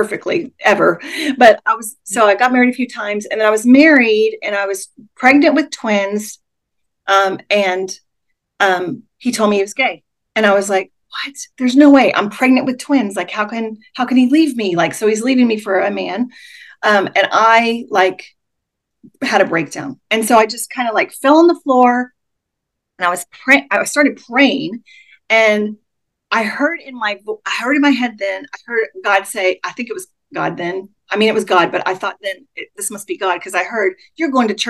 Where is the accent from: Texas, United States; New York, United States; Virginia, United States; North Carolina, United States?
Texas, United States; moved away; I moved back to Texas because I'm from Texas originally